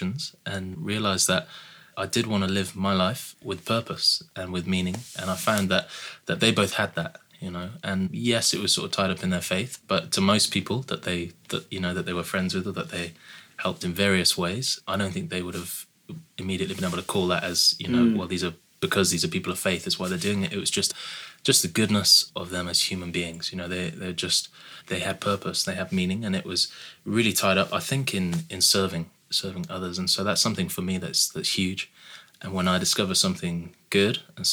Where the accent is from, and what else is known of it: Wales, United Kingdom